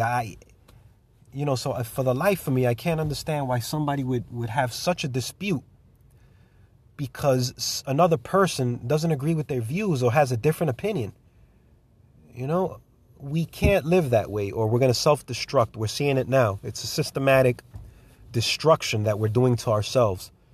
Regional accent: United States; I'm an American patriot

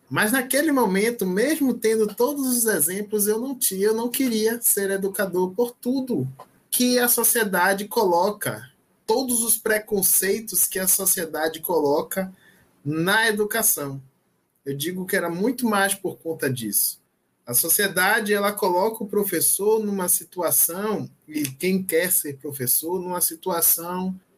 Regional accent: Maragogipe, Bahia, Brazil; Por isso que eu falo, eu sou baiano de Maragogipe, cidade natal.

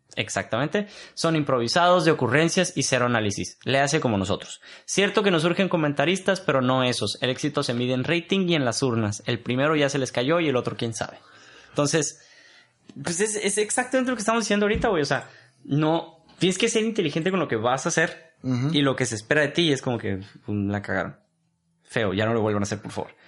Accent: Mexico; Nosotros como mexicanos

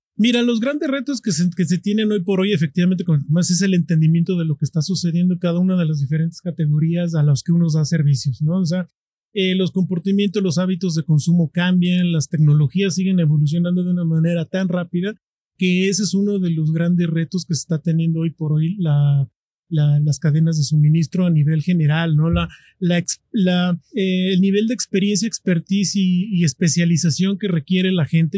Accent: Mexico; nosotros como mexicanos

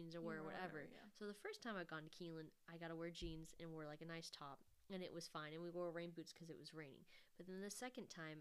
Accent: Kentucky, United States; we're both from Kentucky

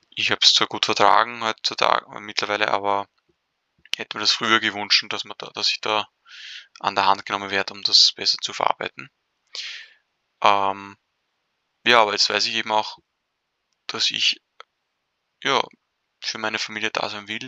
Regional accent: Vienna, Austria; bin schon seit fast 30 Jahren auf dieser Welt. Ähm, bin in Wien aufgewachsen

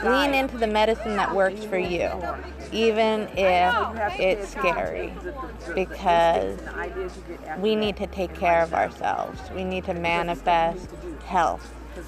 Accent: Florida, United States; Yeah, I was raised in the Ethiopian Zion Coptic.

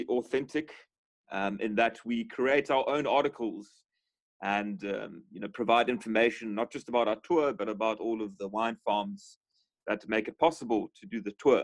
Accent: Constantia, Western Cape, South Africa; growing up in Constantia, we were on the farms quite a bit growing up.

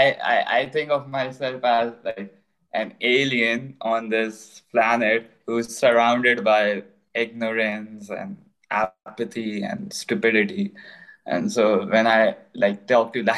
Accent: Pakistan; I was born in Pakistan

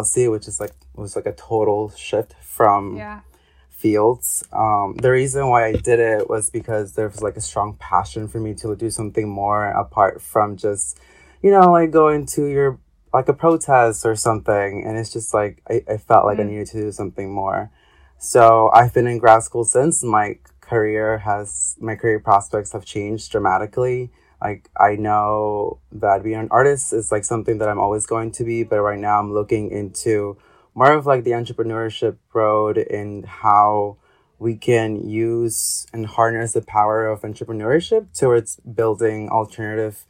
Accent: Ecuador; moved away; I am originally from Ecuador.

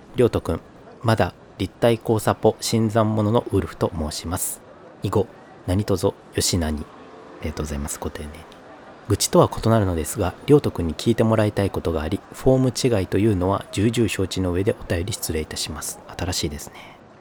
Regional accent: northern coastal Kyoto Prefecture, Japan; moved away as an adult; also born or lived in Tokyo; now in Kyoto, Japan; 京都にもそこら辺で生まれ育ったんですね

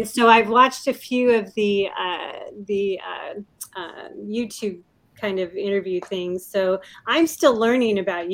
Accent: Puyallup, Washington, United States; I grew up in Puyallup, kind of on a farm

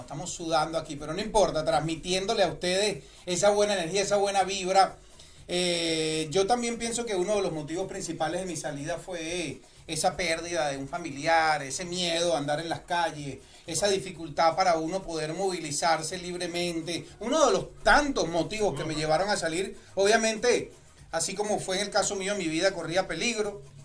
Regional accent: Puerto La Cruz, Anzoátegui, Venezuela; now in United States; yo soy de Puerto La Cruz

